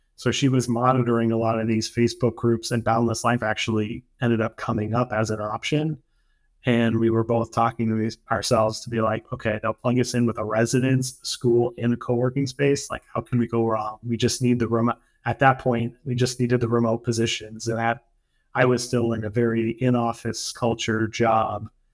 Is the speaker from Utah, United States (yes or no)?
no; New Hampshire, United States; moved away as an adult; now in Syros, Greece; I grew up in New Hampshire, which is, you know, it's it's kind of a small state in northern New England